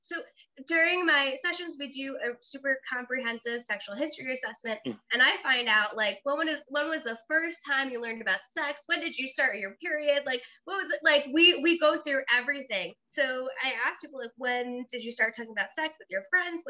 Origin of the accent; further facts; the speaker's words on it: Long Island, New York, United States; moved away as an adult; also born or lived in Blacksburg, Virginia; I grew up in New York, and then I, you know, Long Island, we're pretty open-minded